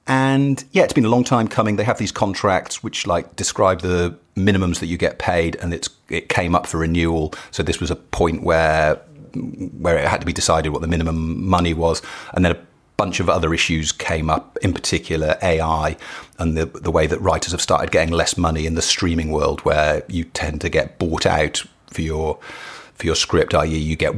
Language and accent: English; West Midlands, United Kingdom; I grew up in Shropshire, which isn't near enough Manchester.